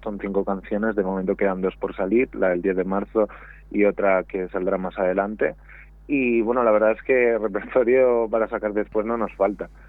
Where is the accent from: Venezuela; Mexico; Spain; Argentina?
Spain; Valladolid, Castile and León; yo soy de Valladolid